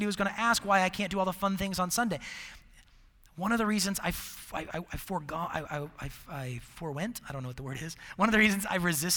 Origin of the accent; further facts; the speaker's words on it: Seattle, Washington, United States; moved away; I grew up in Seattle